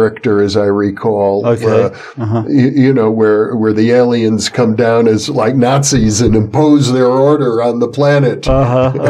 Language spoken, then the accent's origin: English; United States; as an American